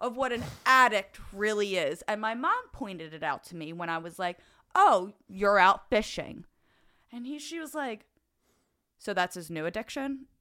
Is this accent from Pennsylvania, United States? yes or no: yes; Delaware County, Pennsylvania, United States; accent: Delco; moved away; I was very young. I still lived in Delaware County